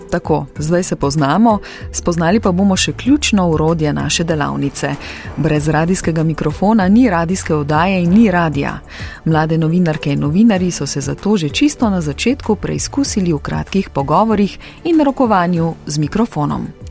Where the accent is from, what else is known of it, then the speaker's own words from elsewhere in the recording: Kočevje, Slovenia; also born or lived in Ljubljana; Sem rojena v Ljubljani. Ampak odraščala sem pa v Kočevju, to je pa na jugu Slovenije